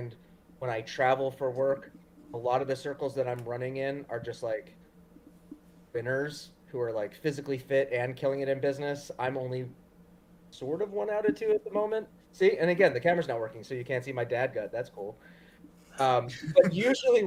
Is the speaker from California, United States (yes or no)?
no; Long Island, New York, United States; also born or lived in Queens, New York; So I was born in Queens, grew up Long Island, New York